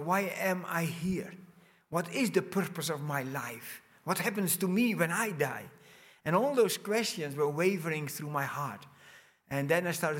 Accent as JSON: {"language": "English", "country": "Netherlands", "tie": "born or raised there", "also_born_or_lived": "Brazil", "moved": "as an adult", "said": "I was born in Holland. I grew up in a big family. My parents immigrated in 1963 from Holland to Brazil"}